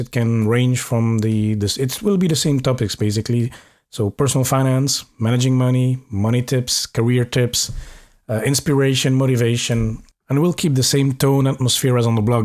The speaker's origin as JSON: {"language": "English", "country": "Belgium", "also_born_or_lived": "Norway / Paris, France", "moved": "yes", "lives_now": "Luxembourg", "said": "I'm from Belgium"}